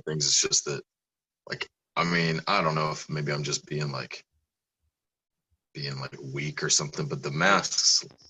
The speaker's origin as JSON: {"language": "English", "region": "Texas", "country": "United States", "said": "Like, I mean, I'm from Texas"}